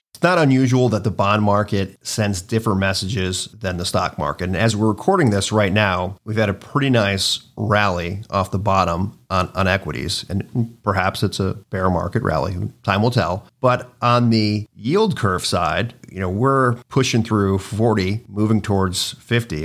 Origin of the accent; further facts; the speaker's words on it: Cleveland, Ohio, United States; also born or lived in New York / Cincinnati; I was born in New York, but I was really raised in, in Cleveland, spent a lot of time in Cincinnati